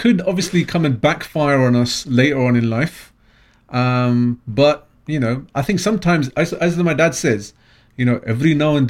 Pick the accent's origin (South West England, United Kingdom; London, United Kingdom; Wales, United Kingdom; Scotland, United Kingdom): London, United Kingdom; I am a Londoner.